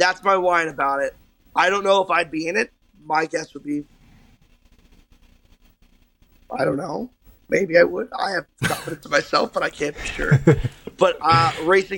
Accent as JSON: {"language": "English", "region": "New Jersey", "country": "United States", "tie": "born or raised there", "said": "my hometown in New Jersey, and now I'm in Charlotte"}